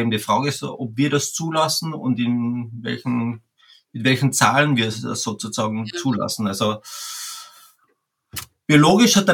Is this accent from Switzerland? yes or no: no; Carinthia, Austria; ich komme aus Österreich, aus Kärnten, ganz im Süden an der Grenze Slowenien